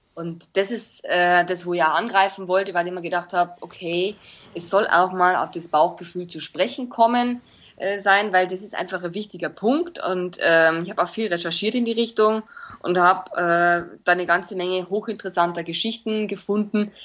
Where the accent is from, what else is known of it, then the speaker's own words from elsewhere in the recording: Linz, Upper Austria, Austria; now in Munich, Germany; ich bin aus Linz gebürtig, bin aber nach München ausgewandert und lebe jetzt hier